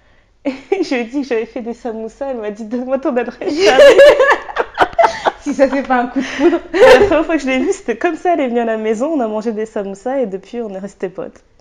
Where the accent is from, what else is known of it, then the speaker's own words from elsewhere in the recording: France; je suis française